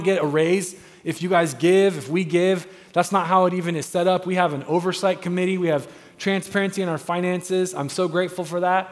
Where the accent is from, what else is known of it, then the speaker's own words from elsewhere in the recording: United States; We're American.